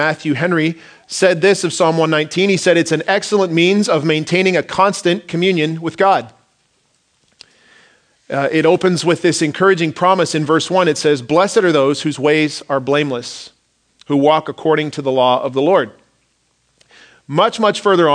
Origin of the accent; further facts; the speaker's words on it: Stratford, Ontario, Canada; moved away as an adult; now in Langley, Canada; We went to my hometown in Stratford, Ontario, Southern Ontario